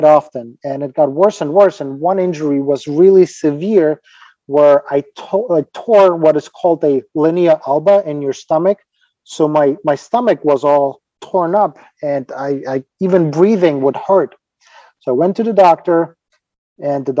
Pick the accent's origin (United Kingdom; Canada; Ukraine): Ukraine; English is a second language; moved away as an adult; now in United States; I'm originally from Ukraine, and don't get me wrong, I love the country where I'm from, my home country